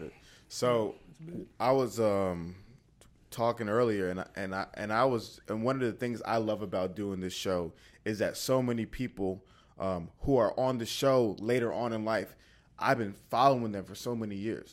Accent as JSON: {"language": "English", "town": "Atlanta", "region": "Georgia", "country": "United States", "tie": "born or raised there", "also_born_or_lived": "Alabama", "said": "growing up in Atlanta"}